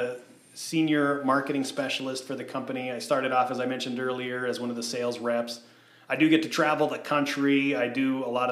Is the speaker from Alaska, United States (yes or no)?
no; Southern California, United States; I'm a kid born and raised in Southern California